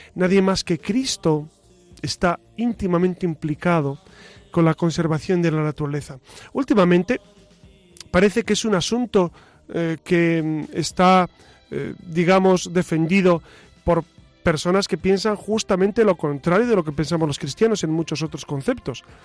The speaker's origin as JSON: {"language": "Spanish", "country": "Spain", "said": "soy español"}